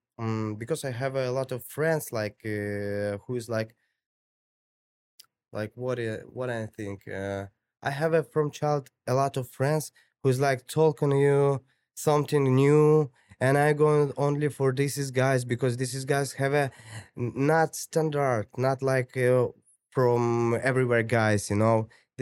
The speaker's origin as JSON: {"language": "English", "town": "Tbilisi", "country": "Georgia", "tie": "born or raised there", "second_language": "English", "said": "My country, like, where I grew up in, like, it's Georgia. It's Tbilisi, if you know where is it, bro."}